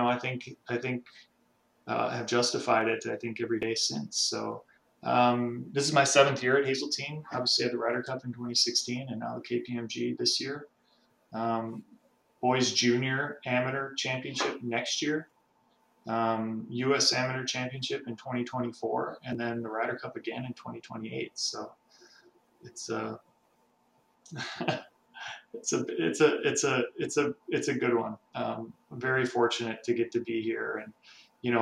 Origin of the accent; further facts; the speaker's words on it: Albany, Minnesota, United States; I'm from Albany, Minnesota, which is about 90 minutes from where I'm sitting